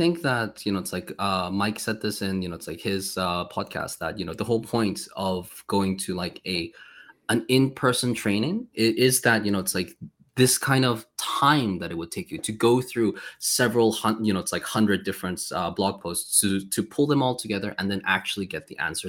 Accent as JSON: {"language": "English", "country": "South Korea", "moved": "as an adult", "lives_now": "Poland", "said": "I honestly, before I came to Poland from Korea, I applied to like 150 different jobs."}